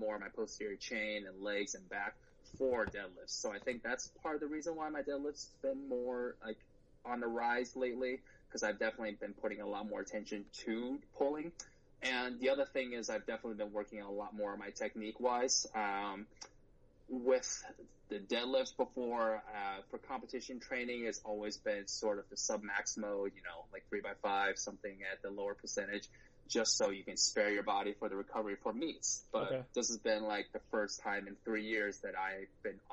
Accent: St. Louis, Missouri, United States; also born or lived in China / Michigan; I came to the U.S. when I was 7. I grew up in St. Louis, Missouri, so I'm a Midwesterner through and through

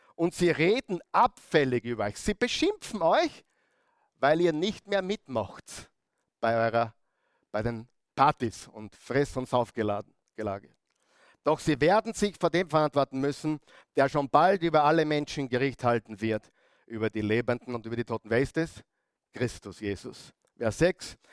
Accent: Upper Austria, Austria; bei uns in Oberösterreich

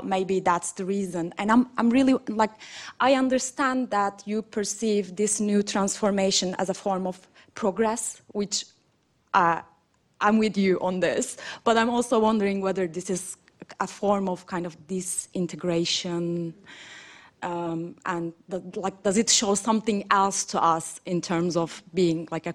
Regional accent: Şırnak, Şırnak Province, Turkey; I'm from Sirnak

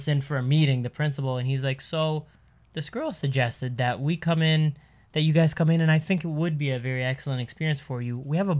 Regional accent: Canada; I immediately went from being Canadian … to just Egyptian …

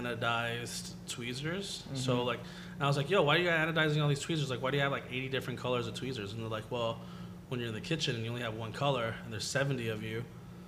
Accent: Pico Rivera, California, United States; I grew up in Pico Rivera, which is like five cities over.

